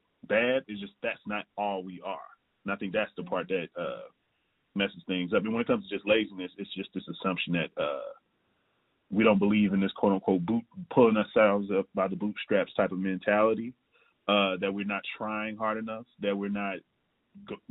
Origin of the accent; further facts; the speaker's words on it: Jackson, Tennessee, United States; now in Chicago, United States; from Jackson, Tennessee, currently living in Chicago, Illinois